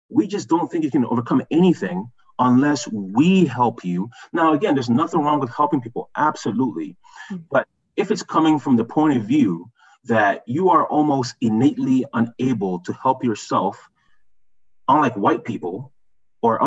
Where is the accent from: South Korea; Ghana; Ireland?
Ghana; also born or lived in Montreal, Canada; now in Canada; And we're from Ghana.